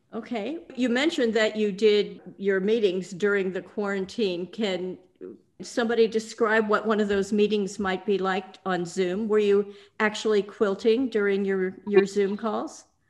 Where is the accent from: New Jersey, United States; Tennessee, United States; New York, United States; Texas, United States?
Texas, United States; Houston; Houston is my hometown